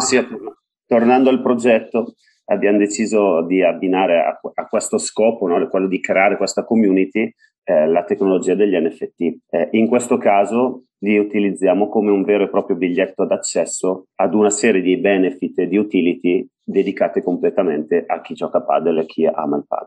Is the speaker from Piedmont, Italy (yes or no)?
no; Bergamo, Lombardy, Italy; Io sono di Bergamo, sono di Bergamo.